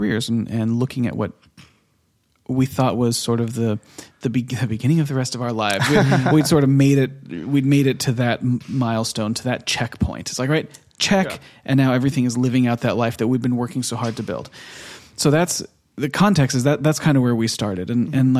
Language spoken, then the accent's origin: English; Temecula, California, United States; moved away as an adult; now in Oslo, Norway; we grew up in Temecula